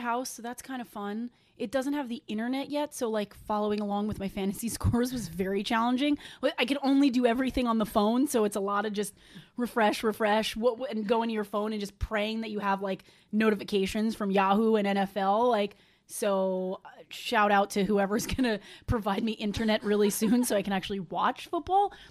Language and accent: English; New York, United States; I'm from New York